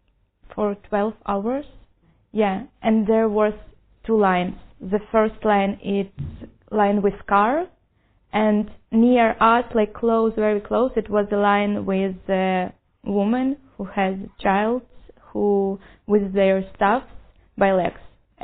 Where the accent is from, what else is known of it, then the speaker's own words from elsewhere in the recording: Ukraine; moved away as an adult; now in Jerusalem, Israel; I'm 24 years old, and I came from Ukraine.